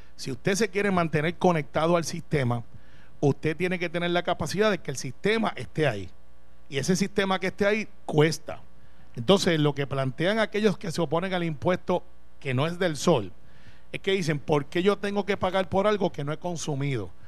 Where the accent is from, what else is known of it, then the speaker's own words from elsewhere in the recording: Puerto Rico; no hemos tenido todavía una discusión clara como puertorriqueños